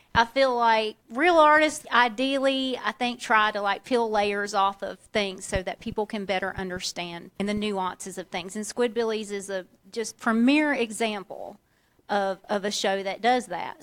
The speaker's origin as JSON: {"language": "English", "region": "Central Inland Florida", "country": "United States", "tie": "born or raised there", "also_born_or_lived": "Waycross, Georgia", "accent": "Southern", "moved": "yes", "lives_now": "Tennessee, United States", "said": "having come up in Central Inland Florida, which is just about as ratchet redneck as you can get, and then I moved north to Waycross, Georgia"}